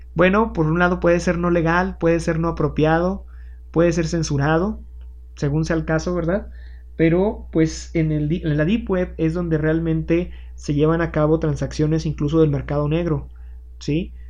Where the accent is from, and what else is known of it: Mexico